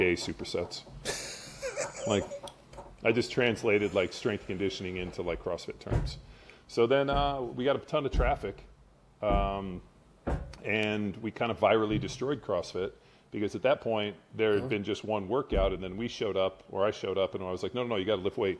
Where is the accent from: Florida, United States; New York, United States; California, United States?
California, United States; Southern; moved away as an adult; now in Austin, United States; Grew up in Southern California